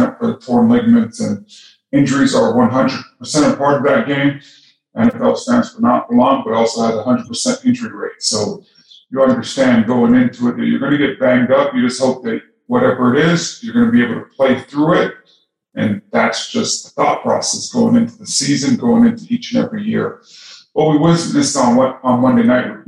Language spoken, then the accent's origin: English; Toronto, Ontario, Canada; I grew up in Toronto, Canada.